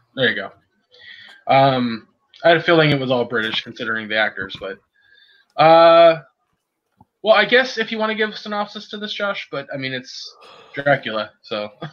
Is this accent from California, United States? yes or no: yes; California, United States; as a Californian